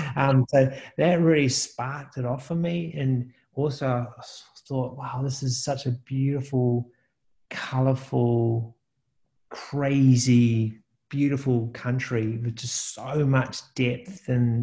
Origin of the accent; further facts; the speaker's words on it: New Zealand; I think, you know, me being a New Zealander, not really experiencing much of the world.